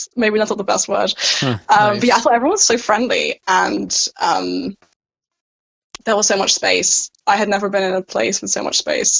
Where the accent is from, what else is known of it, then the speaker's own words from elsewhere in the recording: London, United Kingdom; moved away as an adult; also born or lived in Lansing, United States; now in Glasgow, United Kingdom; I come from London where everyone's very, I don't know, separated. And it's kind of like a cold, big metropolitan city sometimes.